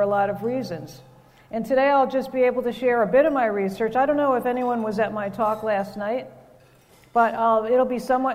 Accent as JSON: {"language": "English", "region": "New Jersey", "country": "United States", "also_born_or_lived": "Vancouver, Canada", "moved": "yes", "lives_now": "Ohio, United States", "said": "I live in Ohio now, and I'm originally from New Jersey"}